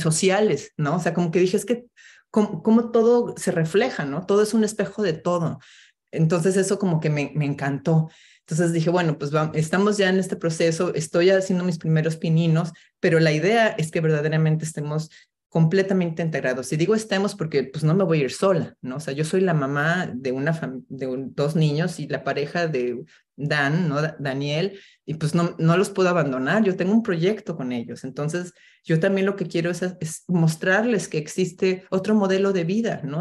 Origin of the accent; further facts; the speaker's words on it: Mexico City, Mexico; moved away as an adult; now in New York, United States; mexicana, crecí en la Ciudad de México